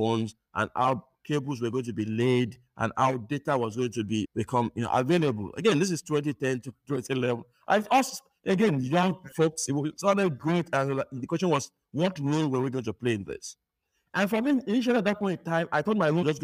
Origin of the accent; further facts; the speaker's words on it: Nigeria; moved away as an adult; now in United States; growing up in Nigeria, I had a first class in computer engineering